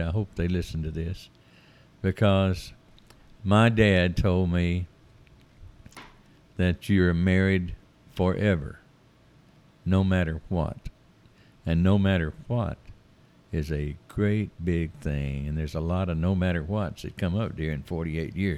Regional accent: Forest City, Arkansas, United States; also born or lived in Tyler, Texas / Tucson, Arizona; now in Heber Springs, United States; I was born not in a hospital in Forest City, Arkansas, on Hill Street in Forest City, Arkansas

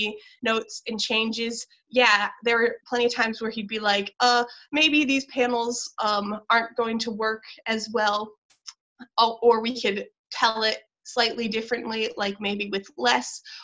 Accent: Michigan, United States; now in Los Angeles, United States; I'm from Michigan

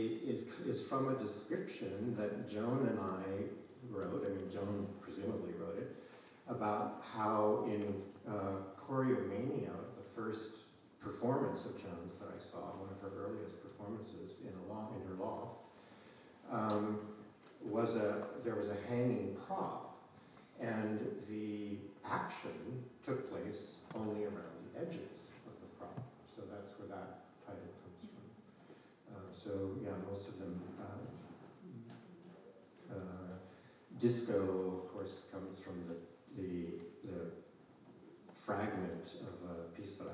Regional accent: Idaho, United States; I grew up in Idaho

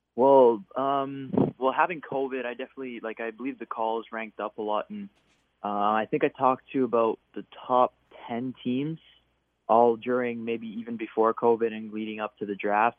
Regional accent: Canada; being a Canadian kid

